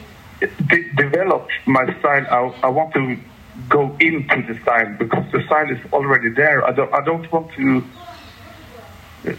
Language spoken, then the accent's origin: English; Gothenburg, Västra Götaland, Sweden; I come from Gothenburg, the second city